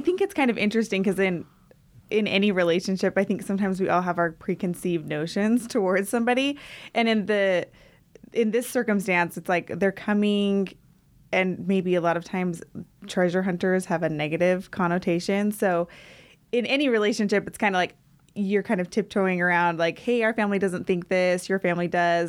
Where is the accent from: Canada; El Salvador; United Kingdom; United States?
United States; Centerville, Utah; I'm actually from Centerville, Utah.